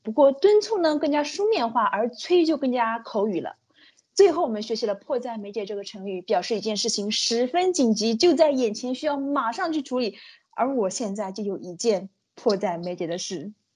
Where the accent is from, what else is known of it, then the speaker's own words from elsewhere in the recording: China; 已经靠近我们中国人的眉毛和睫毛了